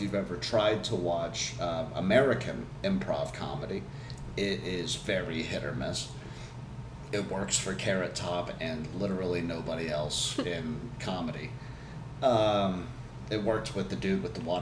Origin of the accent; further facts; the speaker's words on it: England, United Kingdom; I'm English.